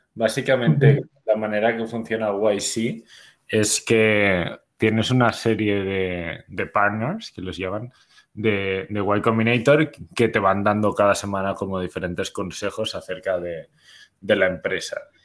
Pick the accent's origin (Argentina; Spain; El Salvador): Spain; now in Bogotá, Colombia; somos originariamente de, de España, se habrá notado por, el acento